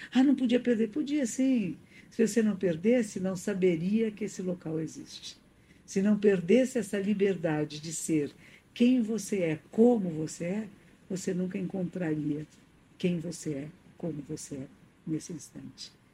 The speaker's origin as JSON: {"language": "Portuguese", "country": "Brazil", "also_born_or_lived": "London", "moved": "as an adult", "said": "aqui no Brasil"}